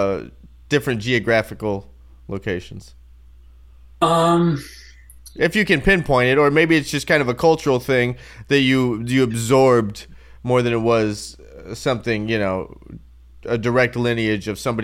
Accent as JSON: {"language": "English", "town": "Phoenix", "region": "Arizona", "country": "United States", "moved": "yes", "lives_now": "Los Angeles, United States", "said": "I'm originally from Phoenix and, like, living now in Los Angeles and working as a bass player in Los Angeles."}